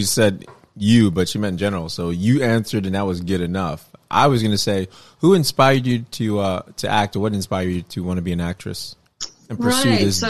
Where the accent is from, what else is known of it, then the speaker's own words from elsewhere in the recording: New York City, New York, United States; Yeah, I'm from Brooklyn, New York.